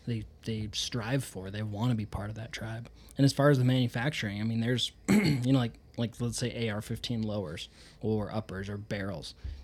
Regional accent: Idaho, United States; I'm from Idaho.

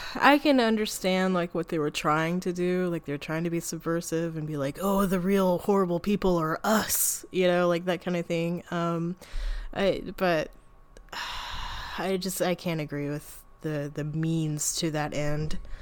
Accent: United States; I'm an American

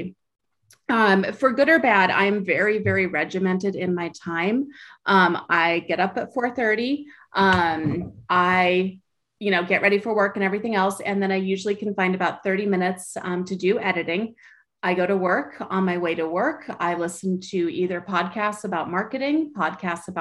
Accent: Sacramento, California, United States; now in Southern California, United States; I grew up in Sacramento, even though I live in Southern California now

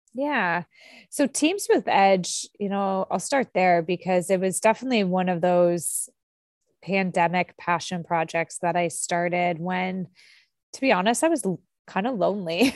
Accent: Canada; I'm Canadian

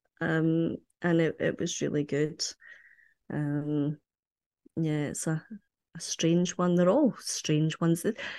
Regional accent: Ayr, Scotland, United Kingdom; because I come from Ayr, which is on the coast, and I have very, very fond memories of being by the sea, walking on the beach

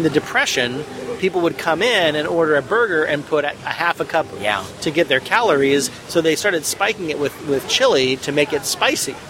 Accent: Spokane, Washington, United States; moved away as an adult; I'm from Spokane.

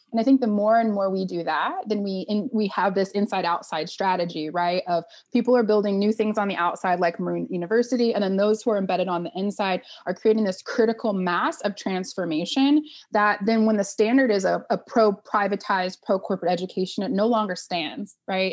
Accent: Oklahoma, United States; I grew up in Oklahoma, a single mom

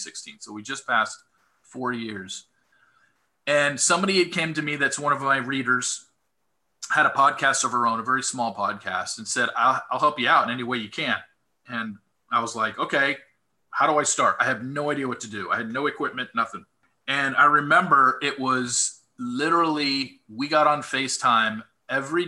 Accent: Southern California, United States; I grew up in Southern California

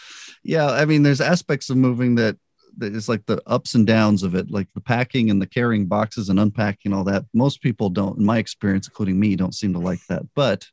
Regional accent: Albuquerque, New Mexico, United States; Because I grew up in Albuquerque. Yep. We moved there when I was a baby, and my parents split up and my mom moved and lived other places

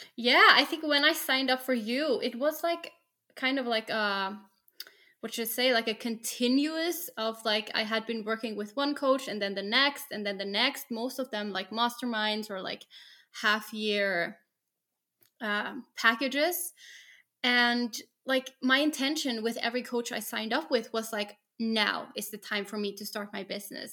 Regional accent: Norway; I'm from Norway, work as a special education teacher

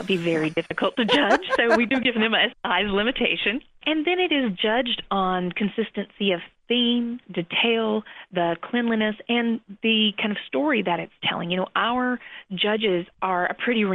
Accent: Asheville, North Carolina, United States; moved away as an adult; also born or lived in New York City; Asheville is my hometown

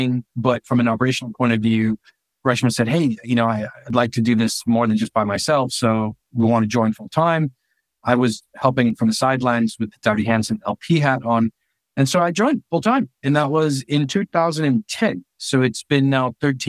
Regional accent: Honduras; also born or lived in United States; now in United Kingdom; I'm from Honduras, I wasn't able to stay in the US with the visa that I had

